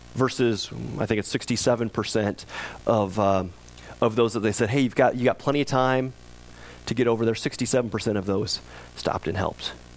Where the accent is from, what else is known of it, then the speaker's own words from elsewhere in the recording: United States; we as American Christians